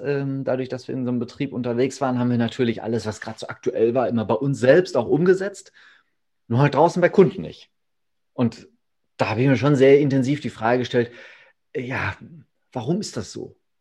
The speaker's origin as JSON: {"language": "German", "area": "Ruhr area", "region": "North Rhine-Westphalia", "country": "Germany", "also_born_or_lived": "Hamm", "said": "hier äh, bei uns im Ruhrgebiet und um das Ruhrgebiet herum"}